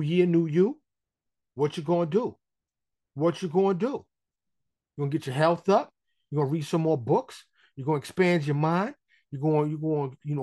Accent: New York City, New York, United States; now in Texas, United States; born and raised in New York City

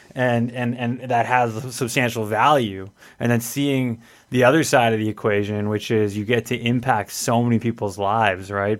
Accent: Edmonton, Alberta, Canada; I grew up here in Edmonton

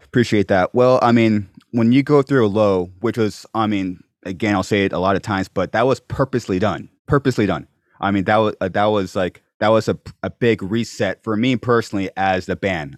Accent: Corona, California, United States; also born or lived in Venice Beach; I was born and raised in Corona

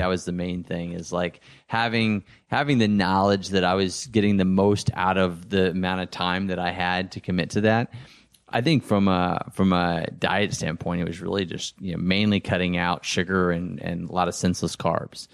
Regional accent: Texas, United States; now in Los Angeles, United States; I grew up in Texas where most guys were football players or basketball players

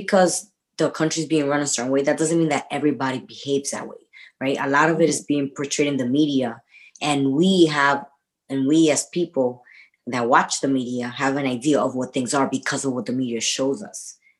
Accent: United States; well, I'm American, everybody speaks English.

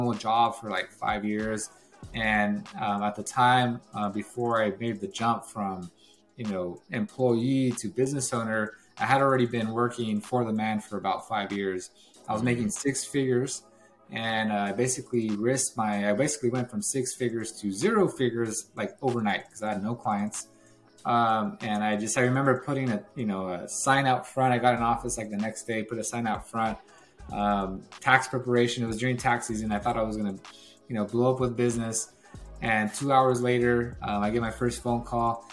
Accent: Watsonville, California, United States; moved away as an adult; now in Bakersfield, United States; I lived in Watsonville, California. It's where I was born and raised. And lived there basically all until high school

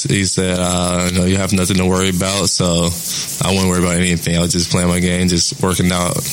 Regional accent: Tulsa, Oklahoma, United States; being from Tulsa, being from Oklahoma, and playing for my home state team

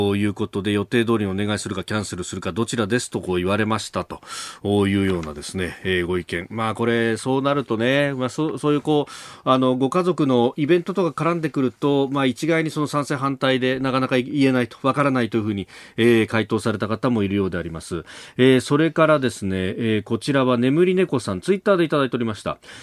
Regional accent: Yokosuka, Kanagawa, Japan; 岡山さんも私も横須賀の出身

